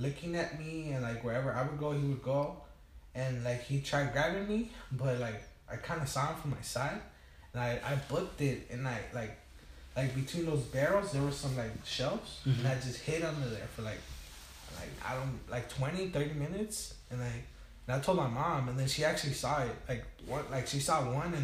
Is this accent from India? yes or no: no; Tijuana, Baja California, Mexico; also born or lived in Long Beach, California; now in Wilmington, United States; I moved to TJ, uh-huh. when I was about 2 months, 3 months old. Mm-hmm. And I was raised over there.